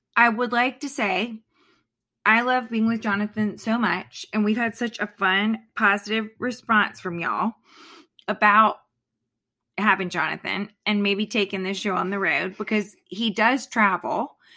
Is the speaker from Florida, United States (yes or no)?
yes; Florida, United States; now in Virginia, United States; I grew up in Florida.